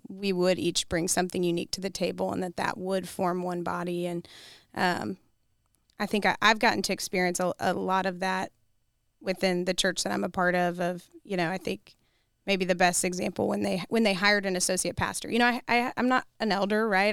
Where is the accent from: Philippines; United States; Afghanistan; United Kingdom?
United States; Kentucky; now in Columbia, United States; I'm from Kentucky